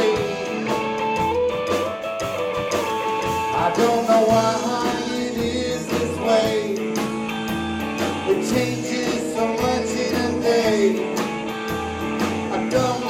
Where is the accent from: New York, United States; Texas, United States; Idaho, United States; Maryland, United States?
Texas, United States; Dallas; moved away; growing up in Oak Cliff, Texas.